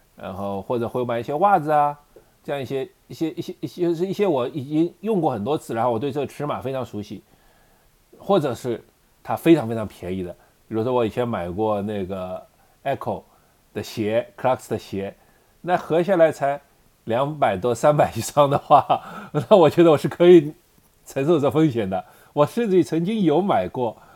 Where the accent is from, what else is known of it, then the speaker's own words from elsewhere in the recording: China; 我们中国人